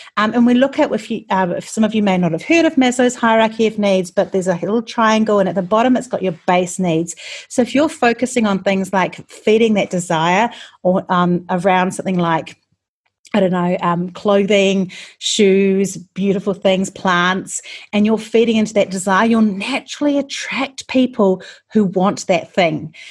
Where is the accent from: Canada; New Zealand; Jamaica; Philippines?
New Zealand; I'm from New Zealand